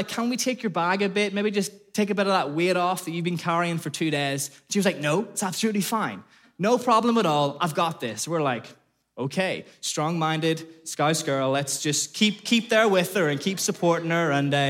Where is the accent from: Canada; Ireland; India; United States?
Ireland; moved away as an adult; now in Liverpool, United Kingdom; I came from Ireland over to Liverpool and I did this really random degree called Outdoor Education.